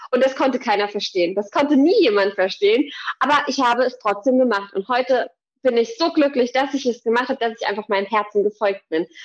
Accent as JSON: {"language": "German", "region": "Thuringia", "country": "Germany", "lives_now": "Gießen, Germany", "said": "Ich komme hier aus der Umgebung Gießen in Hessen. Ursprünglich komme ich aus Thüringen"}